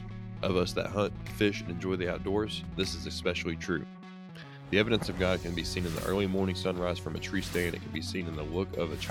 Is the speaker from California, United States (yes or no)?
no; Kentucky, United States; right here in my home state of Kentucky